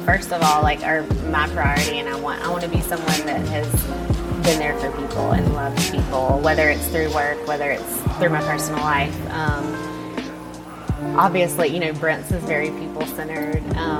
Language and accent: English; Star, Mississippi, United States; moved away as an adult; also born or lived in Clinton, Mississippi; now in Jackson, United States; I'm from Star, Mississippi.